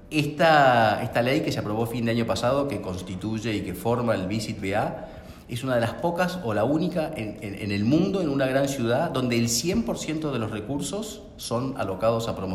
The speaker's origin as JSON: {"language": "Spanish", "region": "Buenos Aires", "country": "Argentina", "said": "somos nosotros, somos los porteños."}